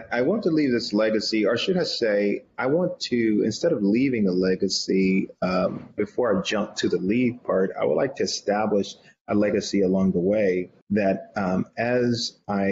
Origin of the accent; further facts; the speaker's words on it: the South, United States; I was born and raised in the South